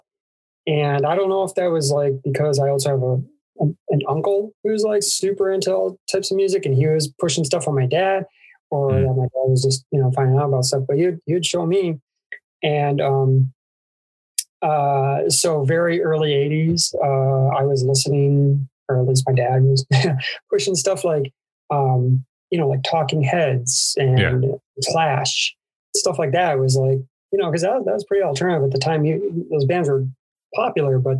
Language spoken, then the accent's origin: English; Syracuse, New York, United States; I grew up in Syracuse, New York, which was like a really big hub for hardcore music